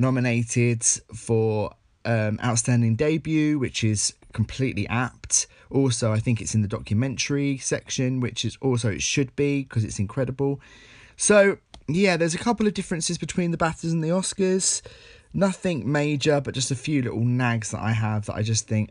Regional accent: Essex, East of England, United Kingdom; I'm a guy from Essex

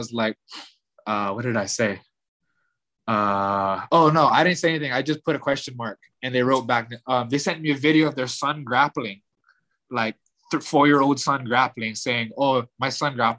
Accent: Hawaii, United States; I'm from Hawaii

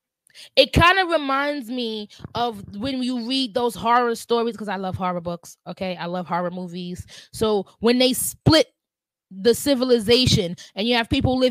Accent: New York City, New York, United States; I'm a New Yorker

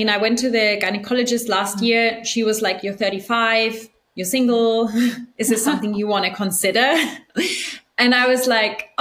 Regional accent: Germany; moved away; also born or lived in Argentina; we're both from Germany and I think it's a very interesting culture to grow up

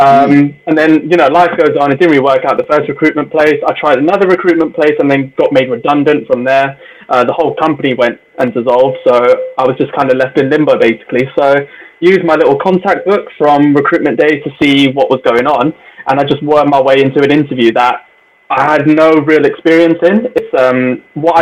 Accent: Birmingham, West Midlands, United Kingdom; I'm from Handsworth as well. We lived like full on Jamaican community

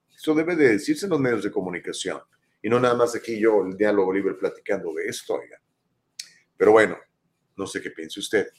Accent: Ciudad Valles, San Luis Potosí, Mexico; moved away as an adult; now in Los Angeles, United States; yo soy mexicano, nací en México el 23 de septiembre de 1964, en la localidad de Ciudad Valle, San Luis Potosí

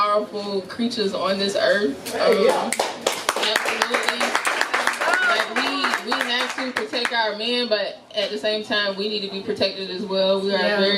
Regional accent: Lamar, South Carolina, United States; moved away; also born or lived in Florence, South Carolina; I was born in Lamar, South Carolina

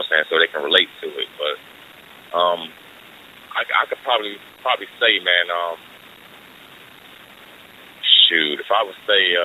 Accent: Columbia, South Carolina, United States; also born or lived in Newark, New Jersey; I've been in Columbia since I've been two, man. Like, this is home for me.

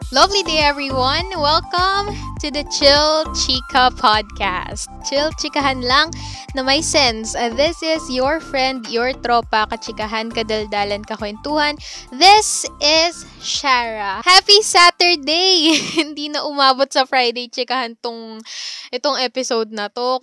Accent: Calabarzon, Philippines; taga Cavite ako

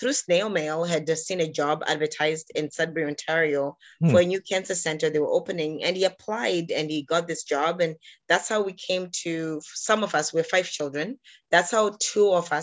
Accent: Harare, Zimbabwe; now in Canada; I was born on the continent of Africa in a country called Zimbabwe, which is in the southern part of Africa, in a city called Harare.

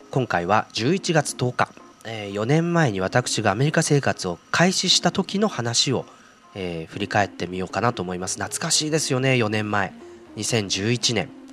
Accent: Tokyo, Japan; moved away as an adult; now in Berkeley, United States; 生まれも育ちも東京でという感じで東京の中でいたんですが

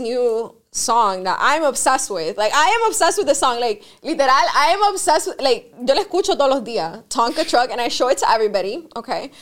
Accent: Miami, Florida, United States; I grew up here in Miami

